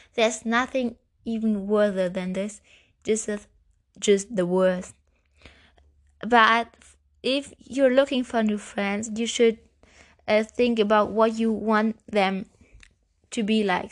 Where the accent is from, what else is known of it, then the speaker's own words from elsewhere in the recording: Germany; English is a second language; I'm German. And, yeah, I'm speaking English